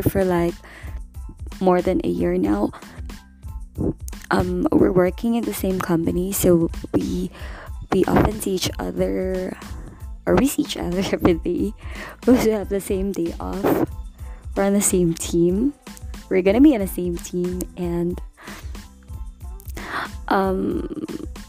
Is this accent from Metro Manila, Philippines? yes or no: no; Angeles City, Central Luzon, Philippines; I was born and raised here in Angel City, Pampanga